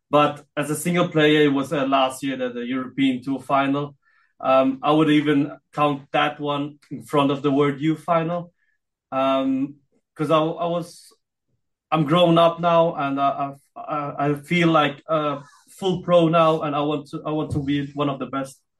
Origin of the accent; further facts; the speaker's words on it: Philippines; now in Austria; Even if I am in Austria, uh, but I still um, feel like uh, I'm Filipino as well